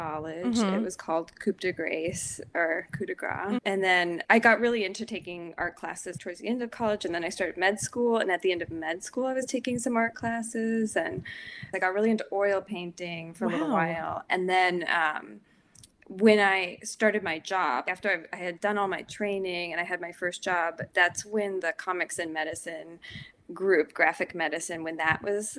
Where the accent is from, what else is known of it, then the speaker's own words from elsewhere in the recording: Austin, Texas, United States; also born or lived in Boston; now in New York, United States; I'm from Austin